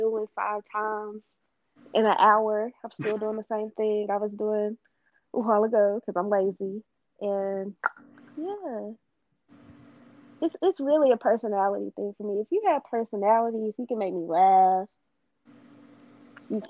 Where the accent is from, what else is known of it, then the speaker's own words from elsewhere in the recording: Jasper, Texas, United States; from Jasper